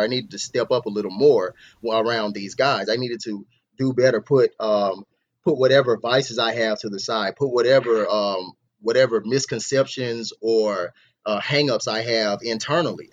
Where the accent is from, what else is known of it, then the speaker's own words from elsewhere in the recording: Mississippi, United States; moved away as an adult; now in Arizona, United States; I'm from Mississippi originally, but I'm here in Arizona now